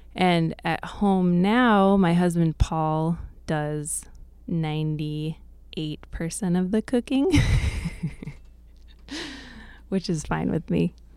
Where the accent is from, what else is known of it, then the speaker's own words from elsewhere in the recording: Bethel, Alaska, United States; I grew up here in Bethel, um, and my parents came up to the Y K Delta in the late seventies. So I've lived here most of my life